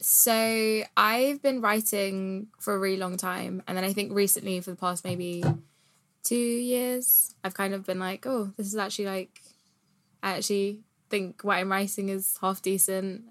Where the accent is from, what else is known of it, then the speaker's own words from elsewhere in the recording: United Kingdom; being a British Asian